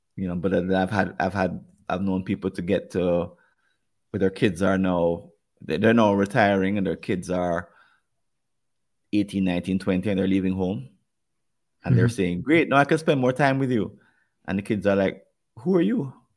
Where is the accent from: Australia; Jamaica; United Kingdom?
Jamaica; accent: Jamaican; my Jamaican accent